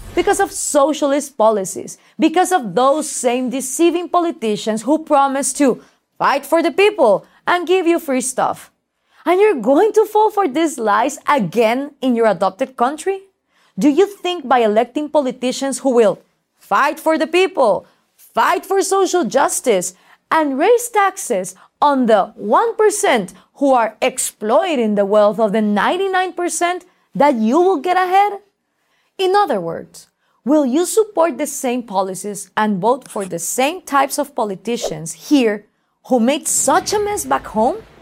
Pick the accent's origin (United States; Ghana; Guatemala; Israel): Guatemala; I live in Guatemala and I work throughout Latin America